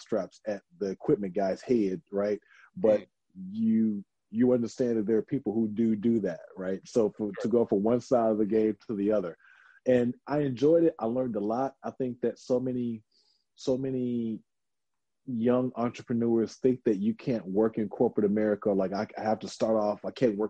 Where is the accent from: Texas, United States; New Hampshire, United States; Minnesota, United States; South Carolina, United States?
Texas, United States; Houston; I'm from Houston, so of course I know like a little Spanish